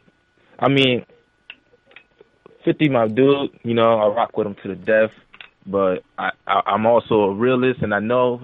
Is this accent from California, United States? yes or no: no; New Britain, Connecticut, United States; also born or lived in Newark, New Jersey; I'm from New Britain, Connecticut, but I was born in Newark, New Jersey.